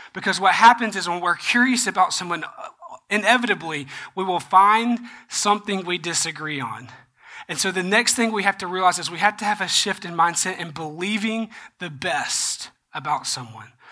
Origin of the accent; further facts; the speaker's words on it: Georgia, United States; I'm from Georgia